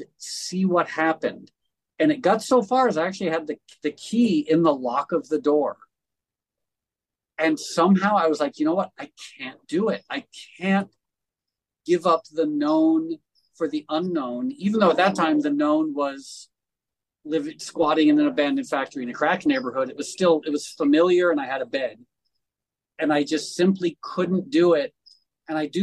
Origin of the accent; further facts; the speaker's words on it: Darien, Connecticut, United States; I grew up in Darien, Connecticut, which is one of the most affluent places in the world.